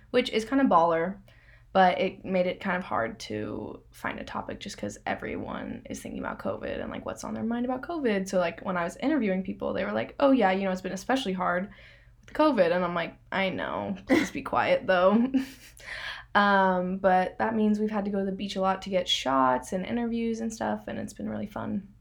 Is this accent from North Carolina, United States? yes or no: no; Northern California, United States; I'm from Northern California